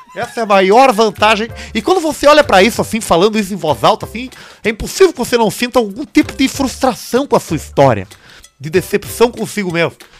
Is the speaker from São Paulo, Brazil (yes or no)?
yes; Santo André, São Paulo, Brazil; Sou de Santo André, vulgo San Andrés.